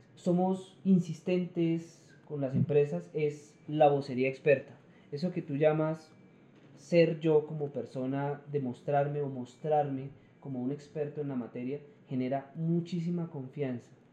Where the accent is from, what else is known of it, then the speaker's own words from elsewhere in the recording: Colombia; yo como colombiano